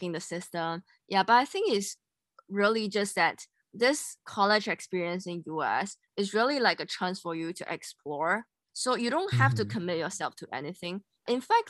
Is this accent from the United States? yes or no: no; Singapore; moved away as an adult